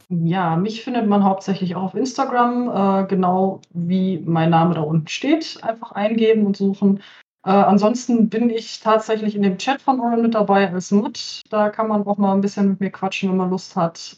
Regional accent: Cologne-Bonn region, North Rhine-Westphalia, Germany; Ich komme aus der Köln-Bonner Region

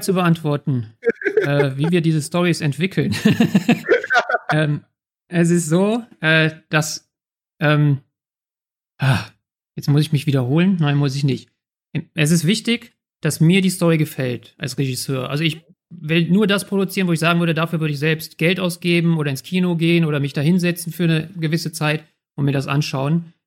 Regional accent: Germany; als Deutsche konnten wir halt sagen, hey, wir sind die Deutschen

